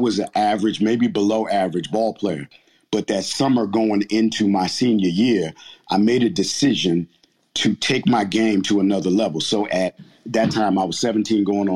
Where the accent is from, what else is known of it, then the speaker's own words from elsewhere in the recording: Linden, New Jersey, United States; growing up in Jersey, in Linden